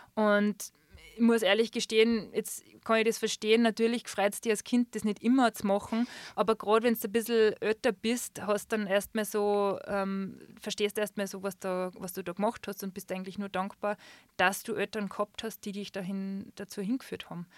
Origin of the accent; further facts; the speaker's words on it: Schladming, Styria, Austria; moved away as an adult; now in Füssen, Germany; in meinem Geburtsort in Schlabming